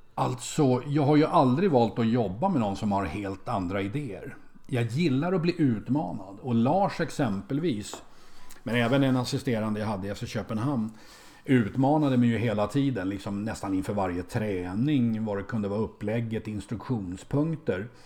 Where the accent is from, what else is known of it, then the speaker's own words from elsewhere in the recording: Sweden; som svensk